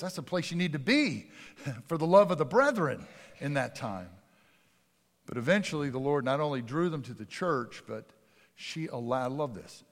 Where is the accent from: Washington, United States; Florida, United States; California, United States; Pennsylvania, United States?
Pennsylvania, United States; outside of Philadelphia; moved away; I grew up outside of Philadelphia